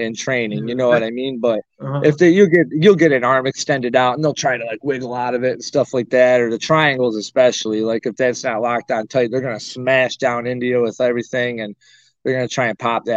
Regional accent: Arcade, New York, United States; moved away; also born or lived in Springville, New York / Cheektowaga, New York; I was born in Springville, raised in West Valley, Arcade

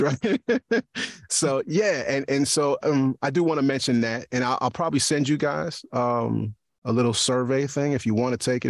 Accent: New York, United States; now in East Stroudsburg, United States; I'm a New Yorker

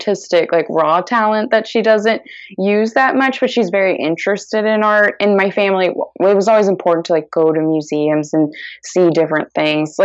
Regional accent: San Antonio, Texas, United States; moved away as an adult; now in Brooklyn, United States; I'm originally from San Antonio, Texas, where I lived my entire life up until when I went to college.

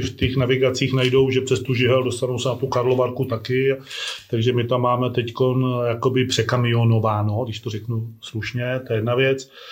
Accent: Žihle, Plzeň Region, Czechia; já jsem ze Žile

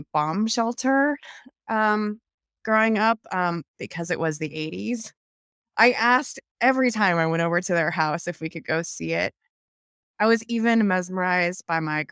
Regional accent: the Northwest, Pacific Northwest, United States; moved away; also born or lived in Colorado; I grew up in the Northwest

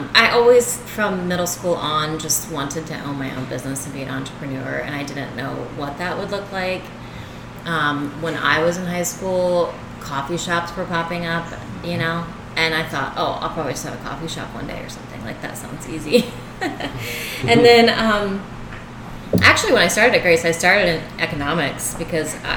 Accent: Richmond, Virginia, United States; moved away as an adult; now in Winona Lake, United States; I grew up in Richmond, Virginia

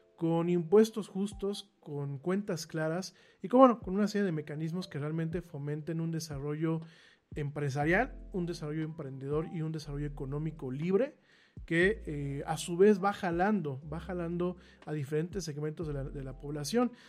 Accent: Mexico; como mexicanos

